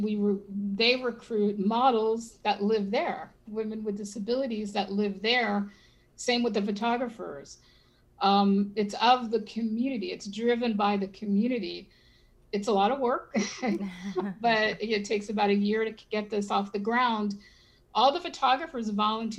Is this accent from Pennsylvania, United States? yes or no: yes; Philadelphia, Pennsylvania, United States; now in Miami, United States; I was born in Philadelphia, so we still have a lot of friends and family in there